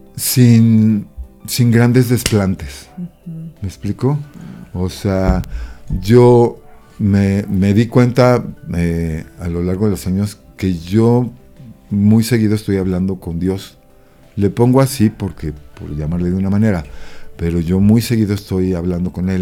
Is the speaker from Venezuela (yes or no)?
no; Mexico